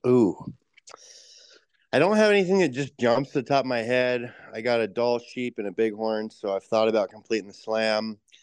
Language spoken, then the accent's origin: English; Post Falls, Idaho, United States; moved away as an adult; now in King Salmon, United States; It was North Idaho, so Post Falls up in the Panhandle of Idaho